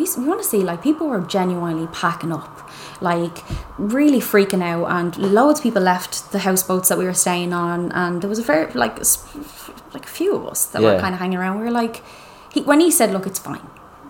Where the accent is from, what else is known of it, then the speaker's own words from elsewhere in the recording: Ireland; moved away as an adult; also born or lived in Dublin; we're Irish.